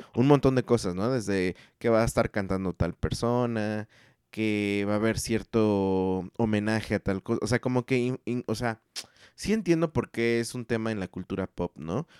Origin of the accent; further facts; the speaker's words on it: Mexico; como mexicano